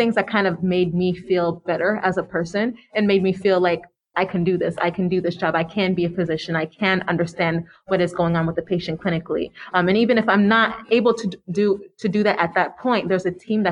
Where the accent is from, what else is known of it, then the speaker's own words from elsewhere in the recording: Florida, United States; growing up in Florida and going to medical school in Florida, being Haitian